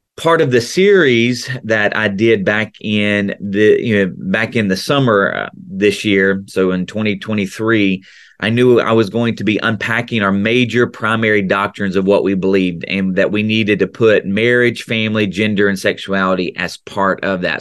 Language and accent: English; right outside of Memphis, Tennessee, United States; accent: Tennessee accent; Southern accent; moved away as an adult; now in Central Florida, United States; I grew up in the South, right outside of Memphis